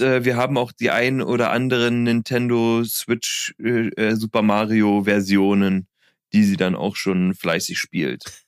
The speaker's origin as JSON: {"language": "German", "region": "Berlin", "country": "Germany", "tie": "born or raised there", "said": "als Berliner Junge in Berlin"}